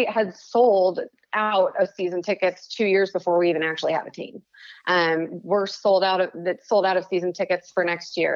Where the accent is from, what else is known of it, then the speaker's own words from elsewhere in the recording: Chicago, Illinois, United States; now in Las Vegas, United States; I grew up in Chicago. I moved here 18 years ago